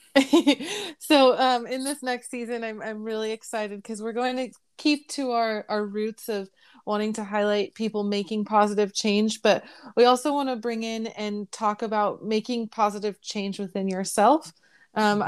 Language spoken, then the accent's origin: English; Bay Area, California, United States; now in Riverside County, United States; I grew up in the Bay Area